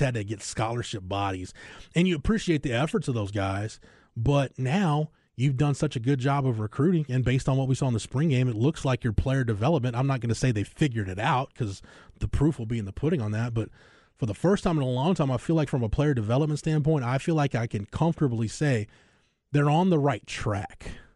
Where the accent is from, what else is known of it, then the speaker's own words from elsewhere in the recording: Florence, Texas, United States; where I grew up in Florence, America